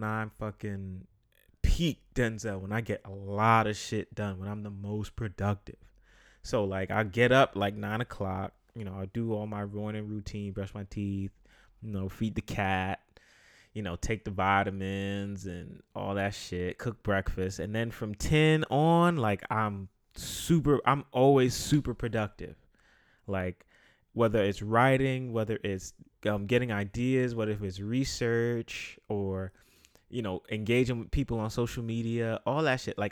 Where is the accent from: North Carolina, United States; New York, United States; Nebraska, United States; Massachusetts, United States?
New York, United States; New York City; I'm a guy from the Bronx